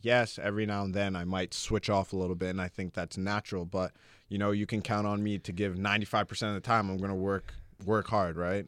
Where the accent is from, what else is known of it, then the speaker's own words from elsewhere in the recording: Toronto, Ontario, Canada; moved away as an adult; also born or lived in Louisville, Kentucky; now in Los Angeles, United States; growing up in Toronto, like, it was a big city